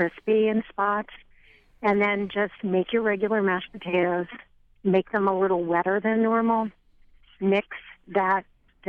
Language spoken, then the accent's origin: English; Shoemaker's Hill, near Reading, Pennsylvania, United States; I'm actually from Shoemaker's Hill.